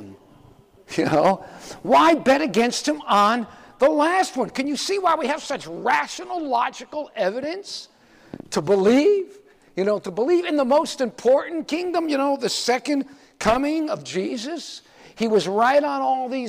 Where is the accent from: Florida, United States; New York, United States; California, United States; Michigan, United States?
Florida, United States; Miami Beach; I grew up on Miami Beach